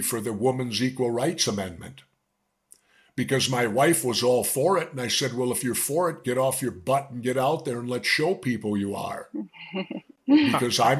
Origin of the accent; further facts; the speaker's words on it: Minneapolis, Minnesota, United States; I grew up in South Minneapolis